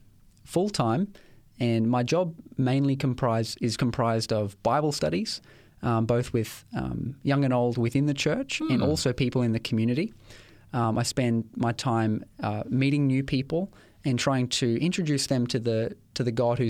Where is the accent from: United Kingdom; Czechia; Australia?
Australia; Ipswich, Queensland; It's my hometown. I know it's got a bit of a reputation, or had a bit of a reputation, but it's the place where I was born. It's the place where I grew up, and I've spent most of my life in that particular town.